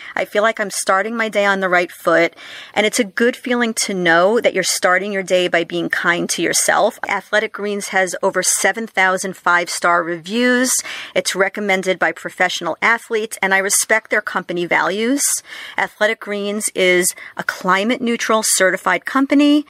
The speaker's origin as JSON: {"language": "English", "region": "New York", "country": "United States", "tie": "born or raised there", "said": "growing up in New York"}